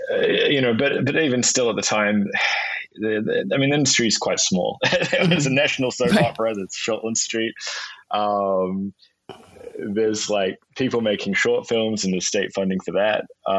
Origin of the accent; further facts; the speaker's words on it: Dunedin, Otago, New Zealand; Dunedin, which is a town where I grew up.